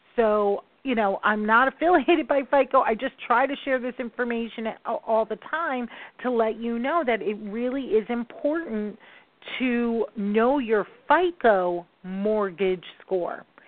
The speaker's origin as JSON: {"language": "English", "region": "New York", "country": "United States", "said": "I am a New Yorker. I talk fast"}